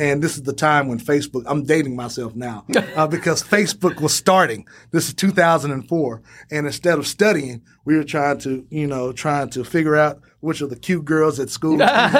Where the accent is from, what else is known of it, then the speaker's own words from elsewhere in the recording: Dallas, Texas, United States; born and raised in Dallas, Texas. Particular neighborhood, Oak Cliff. I'm very proud. I currently reside in Oak Cliff.